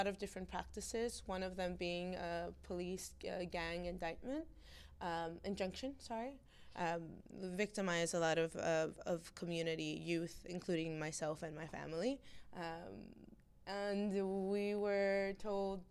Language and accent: English; Los Angeles, California, United States; I grew up in Venice Beach, in the redlined community of Oakwood